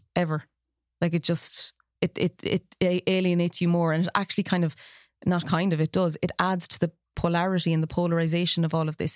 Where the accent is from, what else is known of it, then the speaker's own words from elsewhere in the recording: Ireland; now in Galway, Ireland; as Irish people